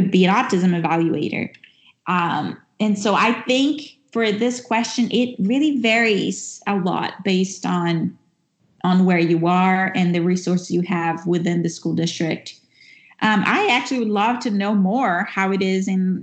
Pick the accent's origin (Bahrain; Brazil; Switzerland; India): Brazil; now in United States; even though I'm speaking from the U.S., which is where I live right now, I'm originally from Brazil